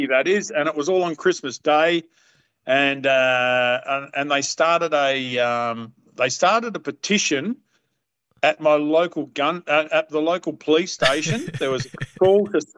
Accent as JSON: {"language": "English", "town": "Perth", "region": "Western Australia", "country": "Australia", "tie": "born or raised there", "said": "I'm Perth born and raised"}